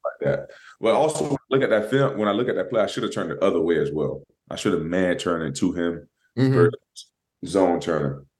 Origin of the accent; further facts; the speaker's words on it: Florida, United States; I'm from Florida. You know, we, you know, down there next to the ocean